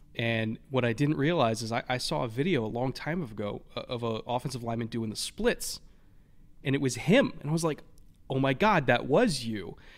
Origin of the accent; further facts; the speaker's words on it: California, United States; as a Californian in thirty years